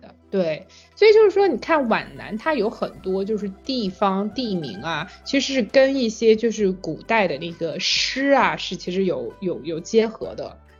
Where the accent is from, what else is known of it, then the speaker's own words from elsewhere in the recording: Anhui, China; moved away as an adult; 我自己作为一个安徽人，